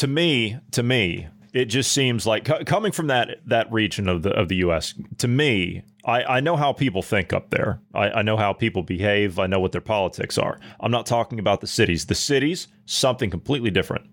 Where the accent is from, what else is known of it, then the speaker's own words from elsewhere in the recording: Ohio, United States; my home state of Ohio